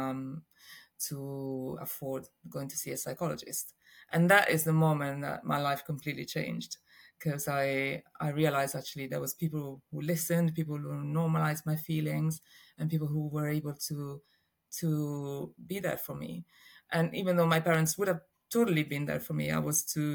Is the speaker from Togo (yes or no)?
no; Rome, Lazio, Italy; I was born in Rome and in Italy, and I grew up in a really normal family, I'd say. I have a sister and mom and dad were around, and it was very, very lovely upbringing in Rome